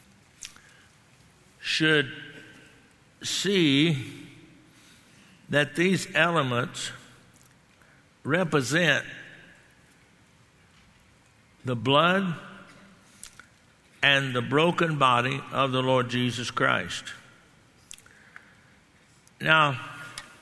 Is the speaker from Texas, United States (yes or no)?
yes; Texas, United States; I grew up in Texas